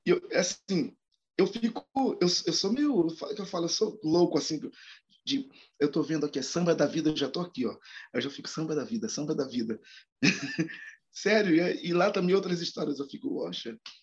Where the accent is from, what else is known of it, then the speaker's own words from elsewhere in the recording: Rio de Janeiro, Brazil; moved away as an adult; now in São Paulo, Brazil; eu sou carioca, né? Mas eu moro há oito anos no, em São Paulo